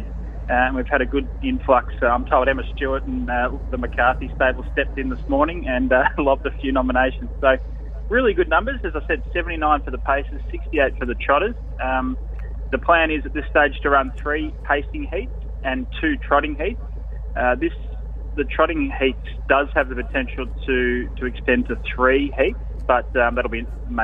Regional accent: Ballarat, Victoria, Australia; here in Ballarat, my hometown, which I'm only about 2 minutes away from the track here in Ballarat

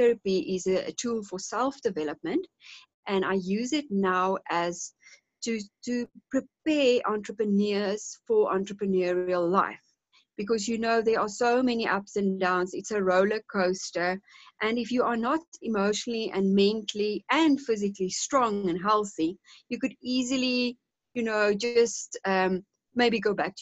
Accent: South Africa; also born or lived in Cape Town, South Africa; now in Johannesburg, South Africa; I grew up in a small town, about 600 kilometers from here, on a small holding

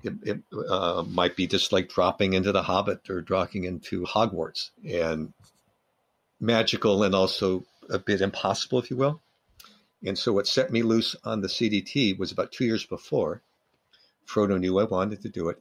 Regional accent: Los Angeles, California, United States; I grew up in Los Angeles

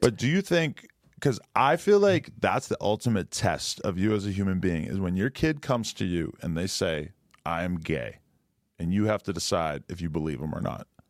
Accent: Boston, Massachusetts, United States; I'm from the Boston area.

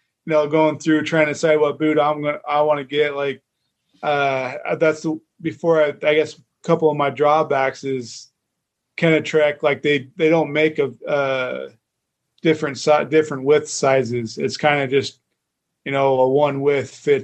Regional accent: Idaho, United States; growing up in Idaho

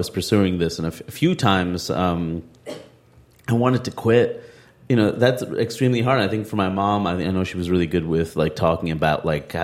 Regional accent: United States; my life as an American

